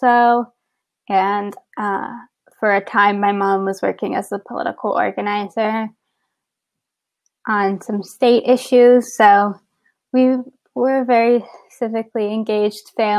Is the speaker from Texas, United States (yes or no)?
yes; San Antonio, Texas, United States; moved away as an adult; now in Baltimore, United States; I'm originally from San Antonio, Texas